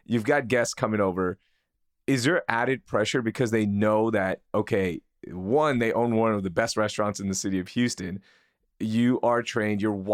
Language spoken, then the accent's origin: English; Pakistan; now in United States; being a Pakistani immigrant